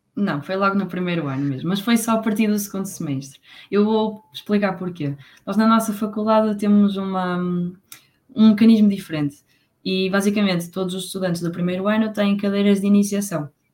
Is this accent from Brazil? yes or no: no; Póvoa de Varzim, Norte, Portugal; moved away as an adult; now in Coimbra, Portugal; eu sou da Póvoa de Varzim